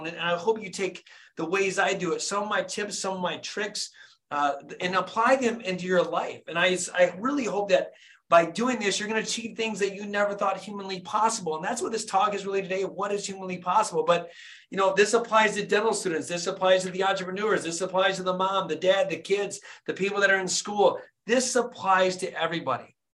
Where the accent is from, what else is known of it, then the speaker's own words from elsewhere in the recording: Flint, Michigan, United States; born and raised in Flint, Michigan